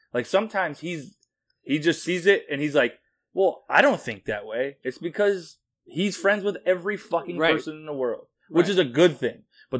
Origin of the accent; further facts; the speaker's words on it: Springfield, Massachusetts, United States; I'm half white, half Hispanic. I grew up in Springfield, went to all black school, went to Commerce